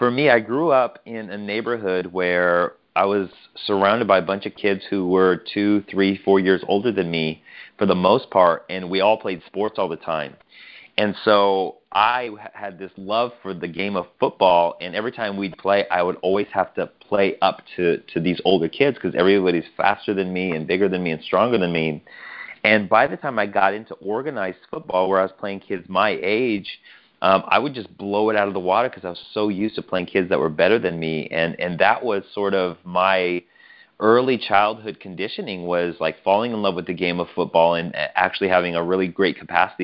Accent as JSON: {"language": "English", "region": "Colorado", "country": "United States", "tie": "born or raised there", "said": "Born and raised in Colorado"}